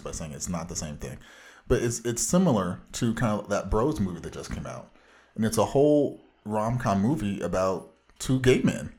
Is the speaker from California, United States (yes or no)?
yes; Orange County, Southern California, United States